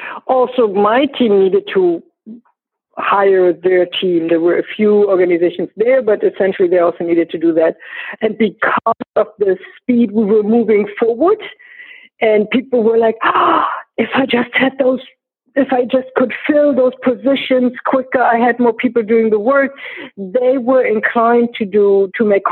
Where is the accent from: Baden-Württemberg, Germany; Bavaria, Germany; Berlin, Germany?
Berlin, Germany; I grew up in East Berlin, so in Eastern Germany.